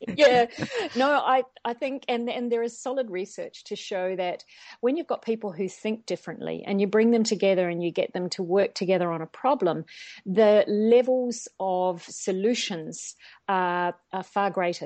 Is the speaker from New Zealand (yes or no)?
yes; New Zealand; moved away as an adult; also born or lived in Australia / China; I'm originally from New Zealand, if the accent isn't already showing